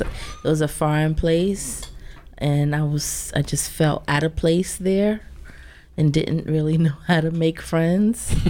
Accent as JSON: {"language": "English", "town": "Willingboro", "region": "New Jersey", "country": "United States", "tie": "born or raised there", "also_born_or_lived": "Plainfield, New Jersey / Piscataway, New Jersey", "said": "I've kind of been all around Jersey, but then in high school I settled down, maybe like more so sixth grade, settled down with my family in Willingboro"}